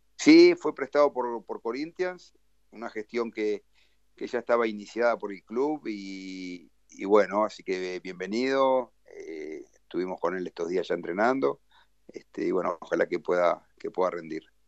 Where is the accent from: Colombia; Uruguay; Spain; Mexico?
Uruguay; moved away as an adult; also born or lived in Brazil; now in Porto Alegre, Brazil; el estar cerca de Uruguay eh, está bien, me, ayuda mucho a nivel familiar